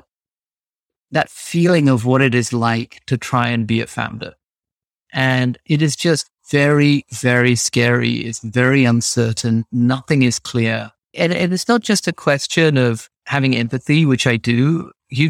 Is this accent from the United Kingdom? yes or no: yes; London, United Kingdom; moved away as an adult; also born or lived in New York / Massachusetts; My parents immigrated to England. I grew up in North London